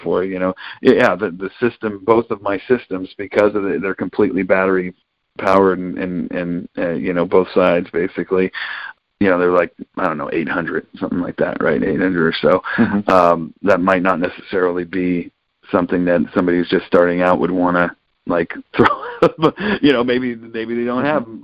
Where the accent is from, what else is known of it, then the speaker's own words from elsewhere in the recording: San Francisco Bay Area, California, United States; I'm born and raised in the San Francisco Bay Area